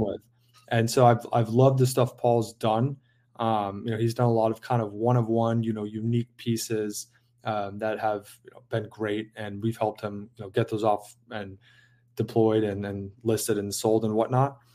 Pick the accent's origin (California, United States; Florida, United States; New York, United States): California, United States; San Diego; moved away; I grew up in San Diego